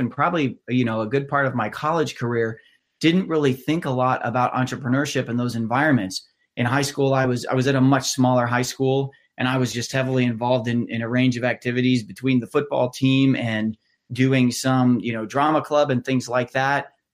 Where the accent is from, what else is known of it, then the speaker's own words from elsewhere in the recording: just outside of Columbus, central Ohio, United States; I grew up actually just outside of Columbus, about a half hour north of where I live now, in central Ohio